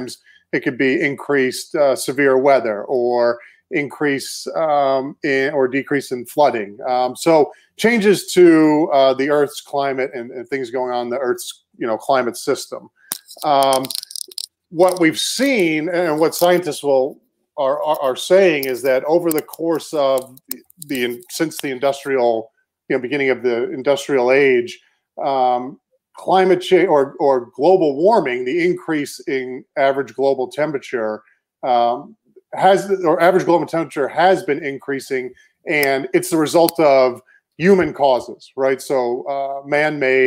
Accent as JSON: {"language": "English", "area": "Cape Cod", "region": "Massachusetts", "country": "United States", "also_born_or_lived": "Maine / Houston", "moved": "as an adult", "said": "I'm originally from Cape Cod, Massachusetts."}